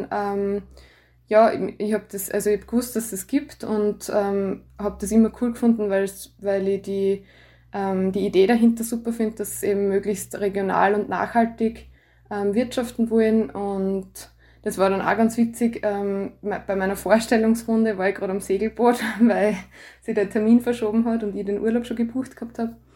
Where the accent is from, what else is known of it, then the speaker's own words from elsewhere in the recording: Landl, Styria, Austria; also born or lived in Graz, Austria; now in Gams, Austria; ich bin gebürtige Landlerin, wohne jetzt in der Gams mit meiner Familie, mit meinem Mann und meiner Tochter.